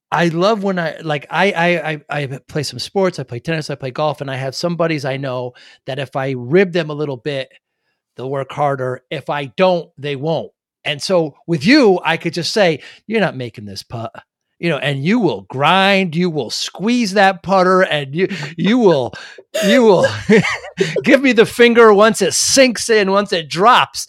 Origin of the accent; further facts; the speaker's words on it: Northeast, United States; I'm from the Northeast.